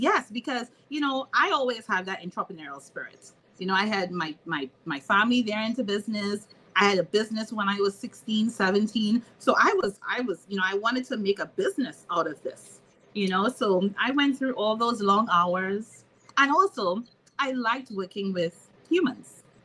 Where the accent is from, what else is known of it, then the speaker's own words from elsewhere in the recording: Trinidad & Tobago; moved away as an adult; now in Maryland, United States; I'm from Trinidad and Tobago, just like, you know, Monique. And I left my country